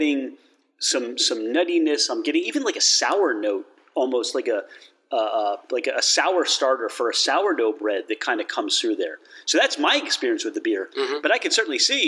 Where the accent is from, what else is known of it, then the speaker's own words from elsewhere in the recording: Philadelphia, Pennsylvania, United States; I'm from Philadelphia.